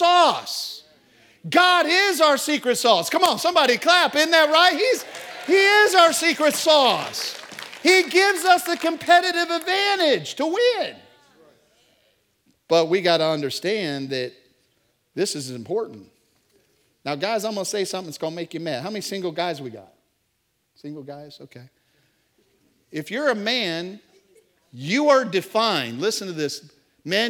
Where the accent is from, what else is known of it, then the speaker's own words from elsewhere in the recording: Tampa, Florida, United States; I'm from Tampa Bay